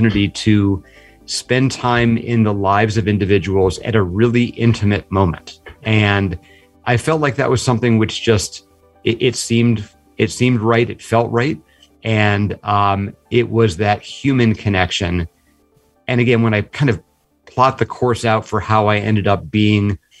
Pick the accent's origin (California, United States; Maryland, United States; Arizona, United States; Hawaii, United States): Maryland, United States; Washington; I grew up in Maryland, one of the Washington, D.C. suburbs, after having been born in Washington, D.C.